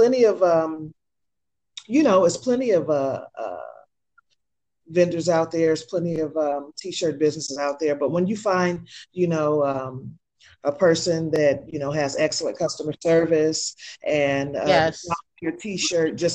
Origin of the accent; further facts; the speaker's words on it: San Francisco, California, United States; me being a city girl from a native from San Francisco